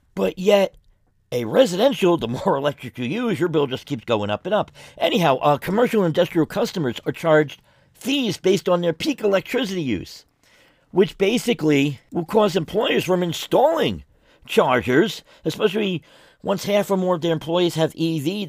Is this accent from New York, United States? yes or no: yes; New York City, New York, United States; moved away; I'm originally from New York City, from the Bronx